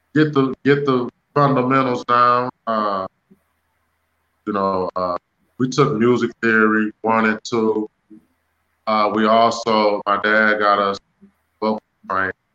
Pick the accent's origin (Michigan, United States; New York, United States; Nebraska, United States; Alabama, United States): Michigan, United States; Detroit; I'm from Detroit. I was born in Detroit, Michigan